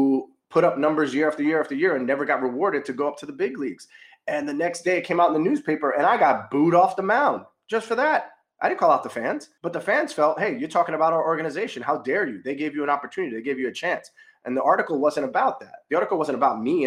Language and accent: English; New York, United States; I'm a New Yorker